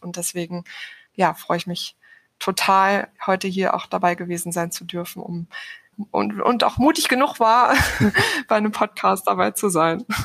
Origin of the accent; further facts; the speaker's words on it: Sauerland, North Rhine-Westphalia, Germany; also born or lived in Cologne; ich komme ursprünglich aus dem Sauerland